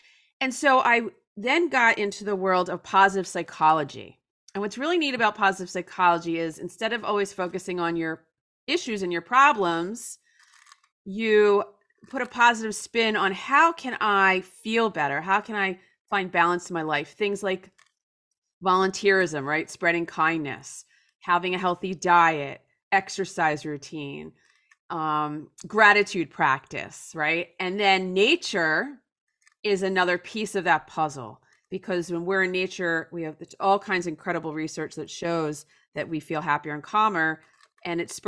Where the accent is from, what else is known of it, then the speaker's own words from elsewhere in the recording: New Jersey, United States; I grew up in a very typical suburb outside of Philadelphia in New Jersey.